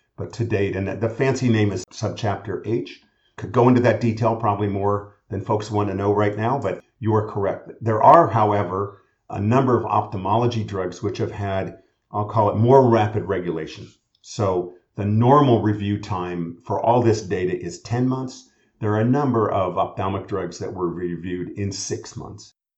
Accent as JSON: {"language": "English", "region": "California", "country": "United States", "said": "I'm a Californian and was trained all at University of California schools"}